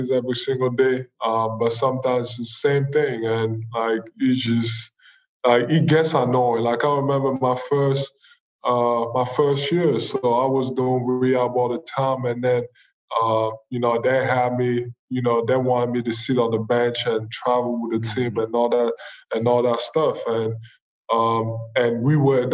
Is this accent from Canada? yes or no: no; Cameroon; now in United States; I'm not from here, I'm from Cameroon